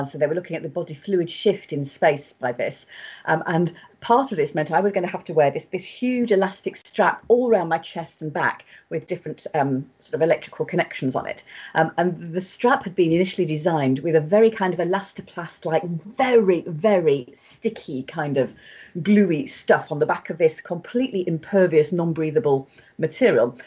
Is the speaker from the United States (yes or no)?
no; United Kingdom; being British